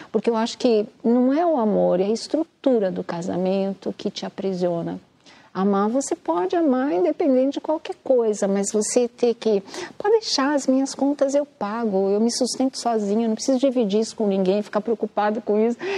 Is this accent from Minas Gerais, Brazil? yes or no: no; Mato Grosso do Sul, Brazil; born there; eu nasci no Mato Grosso do Sul.